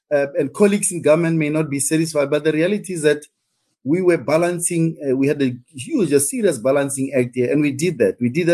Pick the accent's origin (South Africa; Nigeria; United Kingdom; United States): South Africa; what's in there for me as a South African, ordinary South African